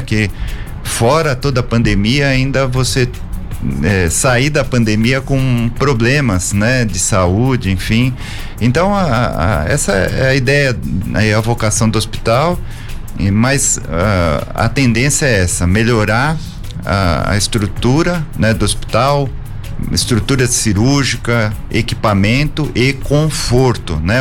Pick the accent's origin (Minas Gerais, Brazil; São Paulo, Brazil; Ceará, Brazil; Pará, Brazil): São Paulo, Brazil; moved away as an adult; now in São José dos Campos, Brazil; Eu sou é, paulistano da Moca